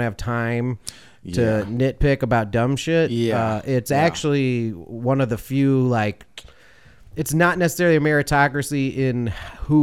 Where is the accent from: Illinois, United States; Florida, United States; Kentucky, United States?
Illinois, United States; Chicago; moved away; also born or lived in the South; being from Chicago and coming to the South